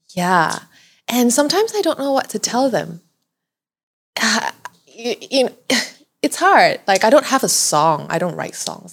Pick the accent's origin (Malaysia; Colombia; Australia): Malaysia; I'm so proud about being Malaysian